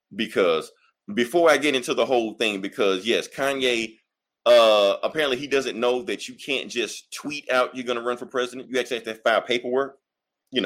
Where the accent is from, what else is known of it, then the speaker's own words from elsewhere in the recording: United States; I was born in America.